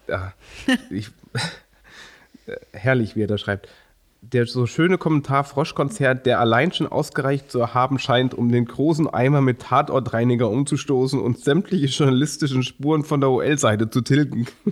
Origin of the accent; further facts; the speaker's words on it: Germany; als Deutsche